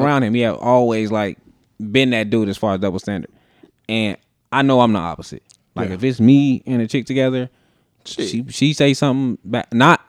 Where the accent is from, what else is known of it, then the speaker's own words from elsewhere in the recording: Las Vegas, Nevada, United States; I grew up in Vegas.